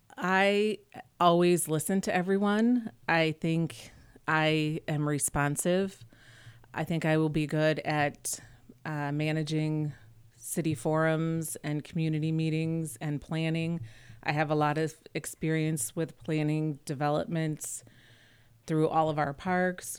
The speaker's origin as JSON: {"language": "English", "town": "Webster Groves", "region": "Missouri", "country": "United States", "tie": "born or raised there", "said": "I grew up in Webster Groves"}